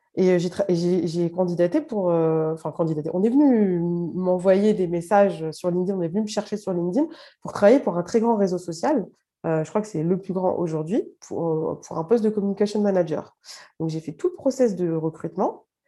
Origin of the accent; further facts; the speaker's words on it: Paris, Île-de-France, France; also born or lived in Algeria (parents' origin); Je suis juste à côté de Paris, mais j'ai grandi dans le 20e à Paris.